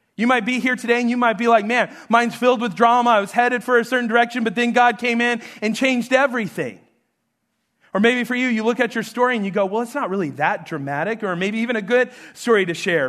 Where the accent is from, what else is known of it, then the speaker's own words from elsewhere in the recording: New Mexico, United States; moved away; I'm, I'm from New Mexico